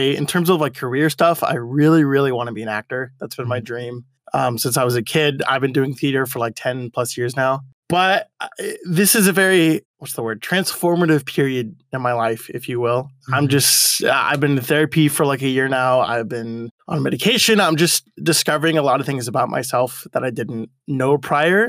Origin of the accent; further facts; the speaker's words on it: Monrovia, California, United States; I've lived in Monrovia my whole life